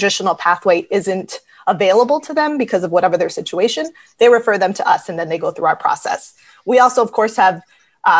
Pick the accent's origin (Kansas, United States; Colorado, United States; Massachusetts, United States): Massachusetts, United States; Springfield; I was born in Springfield and I grew up here